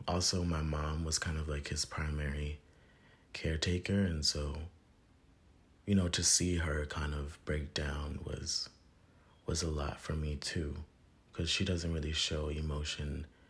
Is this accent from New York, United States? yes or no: no; Virginia, United States; I'm from Virginia